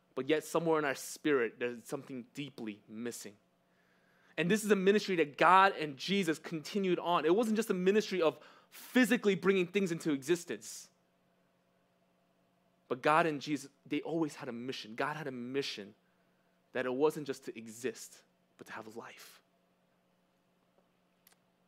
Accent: New York City, New York, United States; English is a second language; also born or lived in California; I was born in Cali, but I moved to New York when I was one. So because of that one-year gap, I can't say New York, born and raised. I just say New York, raised

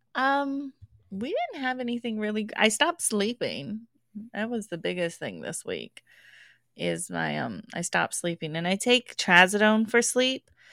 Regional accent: Englewood, Colorado, United States; I grew up in the Denver area, Inglewood more specifically

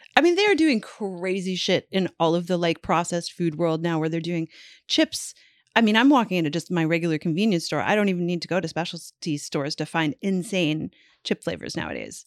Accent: Canada; I'm Canadian.

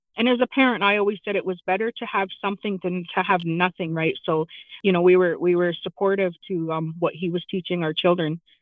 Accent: London, Ontario, Canada; also born or lived in Chippewa of the Thames First Nation, Ontario; I am from Chippewa, the Thames, and I I was uh, I grew up in London in the city

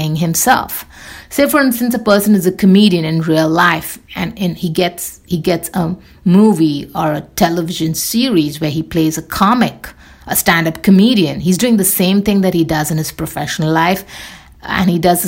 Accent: India; I'm Indian

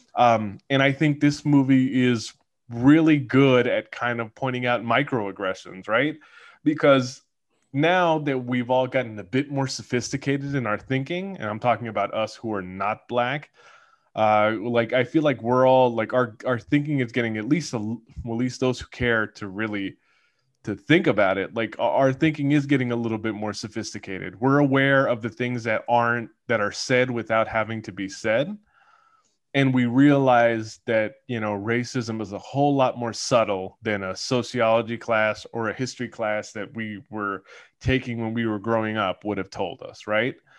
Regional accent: California, United States; as a Californian

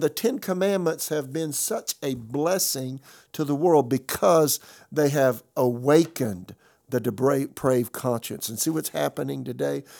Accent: South Carolina, United States; moved away as an adult; also born or lived in Tulsa; now in Raleigh, United States; I'm from South Carolina

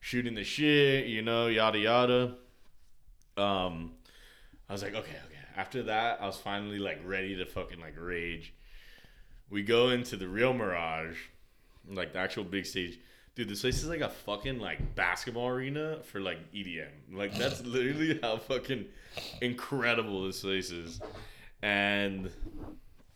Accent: Miami, Florida, United States; I was from Miami

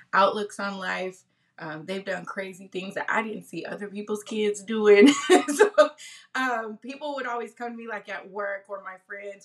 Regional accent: Tacoma, Washington, United States; moved away as an adult; now in Las Vegas, United States; I come from Tacoma, Washington, born and raised out in Washington, West Coast

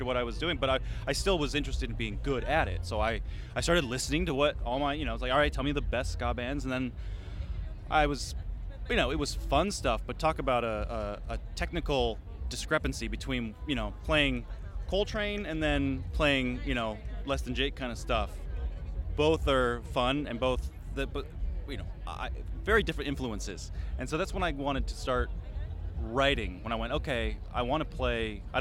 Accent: Edmonds, Washington, United States; moved away as an adult; also born or lived in East Coast; Grew up north of Seattle. Edmonds, little sleepy waterfront town

